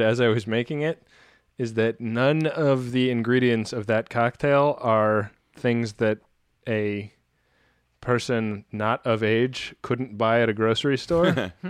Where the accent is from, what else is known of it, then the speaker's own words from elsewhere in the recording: California, United States; I grew up in the Bay Area, and when I was a kid, the 49ers like pretty routinely won the Super Bowl